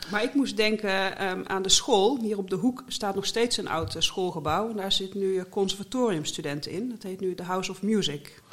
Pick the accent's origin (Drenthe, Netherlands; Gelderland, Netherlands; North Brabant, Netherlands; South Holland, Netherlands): North Brabant, Netherlands; accent: Brabants; now in The Hague, Netherlands; Ik ben geboren en getogen Brabander